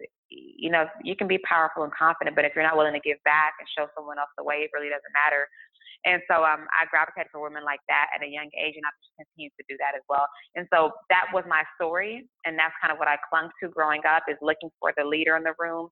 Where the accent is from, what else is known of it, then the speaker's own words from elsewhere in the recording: Tulsa, Oklahoma, United States; now in Houston, United States; I grew up in Tulsa, Oklahoma